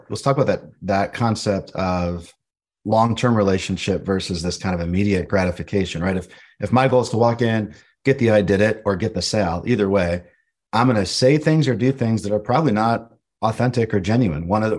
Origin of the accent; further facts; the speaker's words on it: Buffalo, New York, United States; born there; I was born in Buffalo, New York, and I had an opportunity to move to Philadelphia for a job